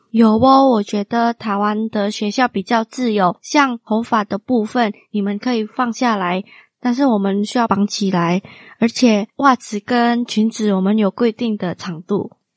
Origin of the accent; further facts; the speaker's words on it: Indonesia; Chinese is a second language; moved away as an adult; now in Taiwan; 我来自印尼， 来台湾已经快要四年了